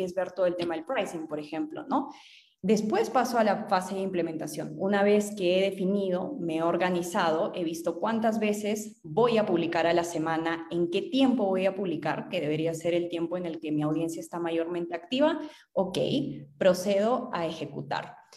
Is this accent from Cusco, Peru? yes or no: no; Arequipa, Peru; also born or lived in Manchester; yo soy de Arequipa